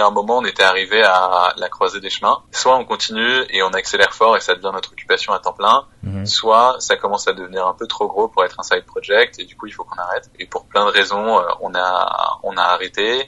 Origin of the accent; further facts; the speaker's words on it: Auvergne-Rhône-Alpes, France; moved away as an adult; also born or lived in Seine-Saint-Denis / Menton / Lyon; now in Paris, France; je suis né dans le 93. Mhm. mes deux parents sont policiers. Après, on a habité quelques temps à Menton. Ensuite, j'ai grandi en Auvergne